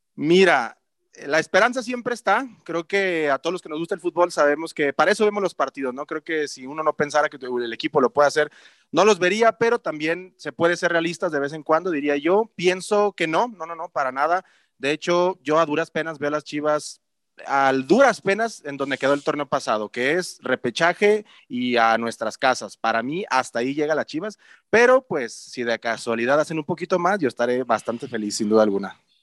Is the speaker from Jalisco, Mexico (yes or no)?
yes; Guadalajara, Jalisco, Mexico; yo soy tapatío